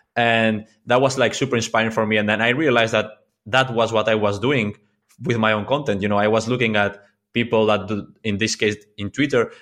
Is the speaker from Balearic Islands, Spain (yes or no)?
yes; Mallorca, Balearic Islands, Spain; English is a second language; I'm from Mallorca